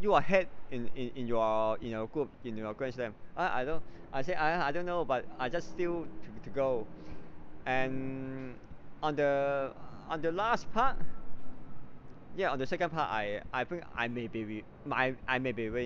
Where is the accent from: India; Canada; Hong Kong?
Hong Kong; Hong Kong is my hometown